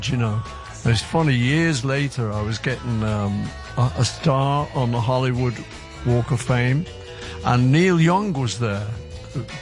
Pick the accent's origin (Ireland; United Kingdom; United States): United Kingdom; Liverpool, North West England; we're from Liverpool